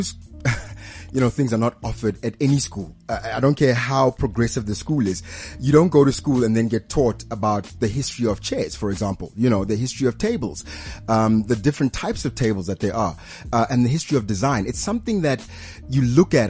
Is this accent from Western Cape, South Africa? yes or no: no; Pretoria, Gauteng, South Africa; I grew up in Pretoria.